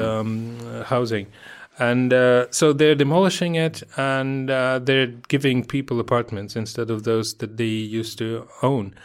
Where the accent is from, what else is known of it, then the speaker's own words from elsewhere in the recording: Moscow, Russia; I grew up in Moscow, and I grew up in, in, in one of those f, sort of outskirts kind of districts